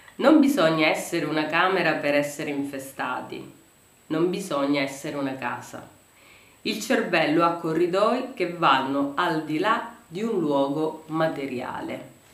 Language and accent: Italian; Sicily, Italy; da siciliani